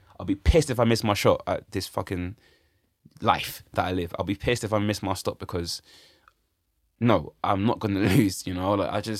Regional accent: London, United Kingdom; I'm talking about things I want in life and my aspirations as a young Londoner, bruv.

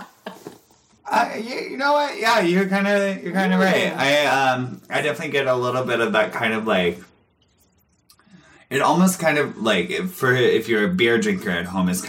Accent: Portland, Oregon, United States; growing up in Portland and being a part, like, being on the West Coast

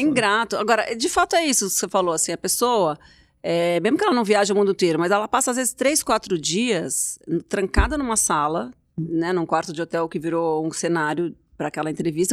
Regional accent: Brazil; Eu sou brasileira

